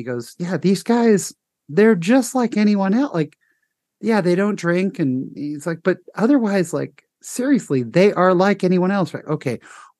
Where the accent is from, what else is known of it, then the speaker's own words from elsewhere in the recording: Utah, United States; I'm from Utah.